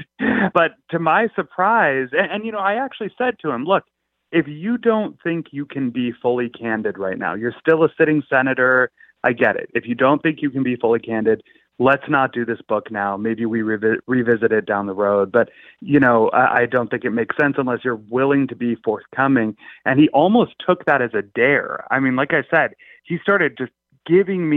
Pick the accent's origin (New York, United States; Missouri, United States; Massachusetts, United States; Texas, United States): Massachusetts, United States; Belmont; I grew up in Massachusetts, actually lived in Belmont, the same town that he was in.